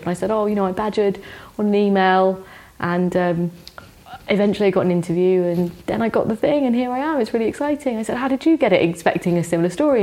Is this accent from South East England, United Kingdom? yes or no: no; London, United Kingdom; I grew up in West London